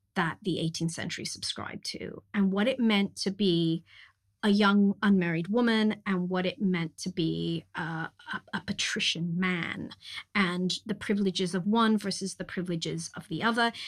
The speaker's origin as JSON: {"language": "English", "region": "California", "country": "United States", "tie": "born or raised there", "said": "I grew up in California"}